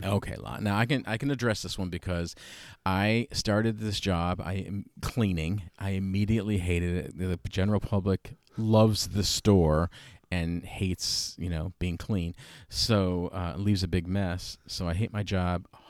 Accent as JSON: {"language": "English", "town": "Schenectady", "region": "New York", "country": "United States", "moved": "as an adult", "said": "I'm from Schenectady"}